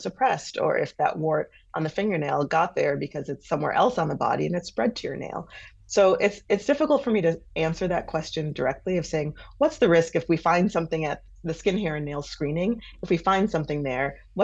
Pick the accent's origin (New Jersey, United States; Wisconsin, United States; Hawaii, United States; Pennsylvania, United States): Wisconsin, United States; Milwaukee; I'm from Milwaukee. I love Milwaukee. I love southeastern Wisconsin